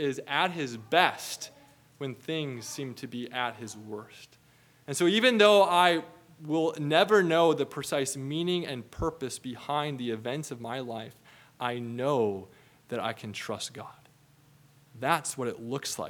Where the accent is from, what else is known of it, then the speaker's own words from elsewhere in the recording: Minnesota, United States; growing up in Minnesota